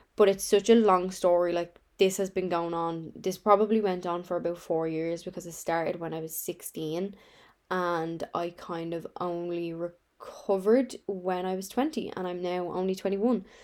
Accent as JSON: {"language": "English", "town": "Dublin", "region": "Leinster", "country": "Ireland", "said": "I'm from Dublin, Ireland"}